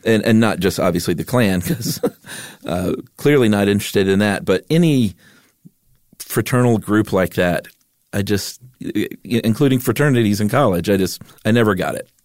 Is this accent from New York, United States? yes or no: no; Stone Mountain, Georgia, United States; I grew up in Stone Mountain, Georgia